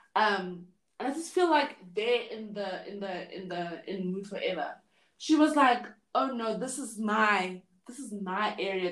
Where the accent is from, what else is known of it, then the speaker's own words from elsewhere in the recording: Johannesburg, Gauteng, South Africa; I'm from Johannesburg.